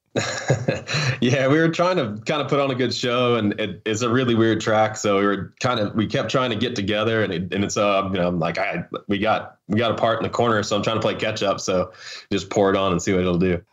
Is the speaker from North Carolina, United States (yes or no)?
yes; Hickory, North Carolina, United States; moved away as an adult; I was born in Hickory. We lived in the mountains. And, uh, ended up going back to Hickory, you know, when my parents got divorced. And then, you know, I stayed there pretty much through, through high school